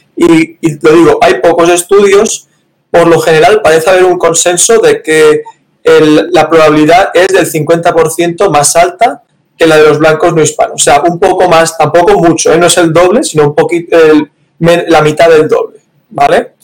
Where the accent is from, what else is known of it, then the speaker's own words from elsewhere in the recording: Valencia, Valencian Community, Spain; moved away as an adult; also born or lived in Barcelona; now in United States; soy de Valencia, que está en la parte mediterránea de España